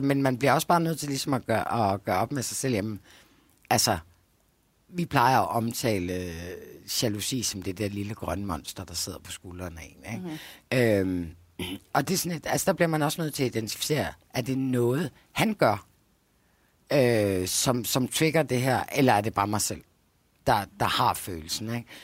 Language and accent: Danish; Denmark; jeg kommer fra Jylland